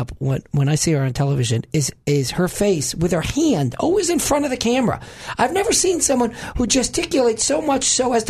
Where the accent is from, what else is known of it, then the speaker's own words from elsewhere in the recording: New York, United States; moved away; I'm originally from New York